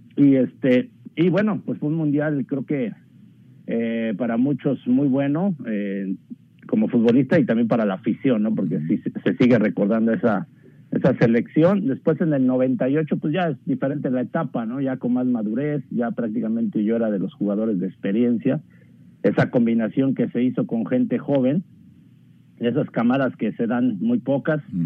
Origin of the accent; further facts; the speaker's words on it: Texcoco, State of Mexico, Mexico; yo soy de Texcoco, Estado de México